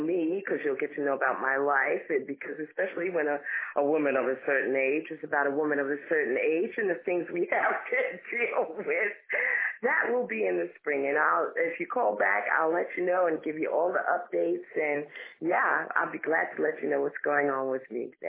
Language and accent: English; Long Island, New York, United States; also born or lived in Harlem, New York; I was born and raised in New York. I was born in Harlem, New York, and ended up growing up on Long Island in one of the more affluent black neighborhoods.